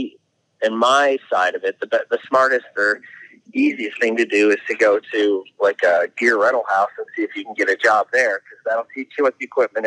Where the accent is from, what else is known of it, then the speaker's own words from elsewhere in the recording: Northeast, United States; I'm from the Northeast